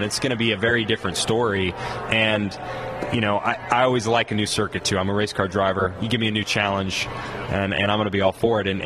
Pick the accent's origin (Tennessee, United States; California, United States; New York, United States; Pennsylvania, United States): Tennessee, United States; Nashville; I'm from Nashville